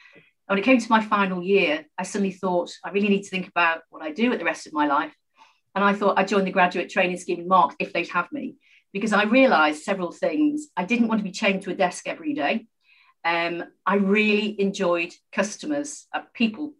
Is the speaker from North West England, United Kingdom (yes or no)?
yes; Liverpool, North West England, United Kingdom; I was born and brought up in Liverpool, a very proud Scouser